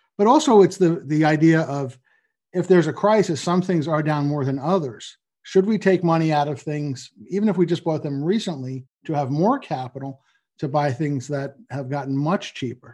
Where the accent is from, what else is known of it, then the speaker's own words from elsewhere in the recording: New York and Long Island, United States; also born or lived in Boston / New Jersey; I grew up in New York and Long Island